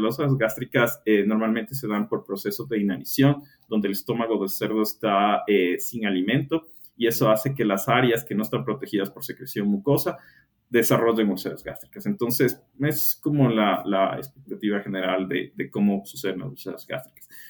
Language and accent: Spanish; Ecuador; soy ecuatoriano